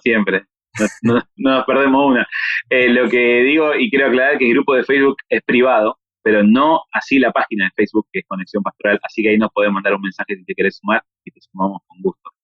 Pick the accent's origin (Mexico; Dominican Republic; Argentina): Argentina; somos argentinos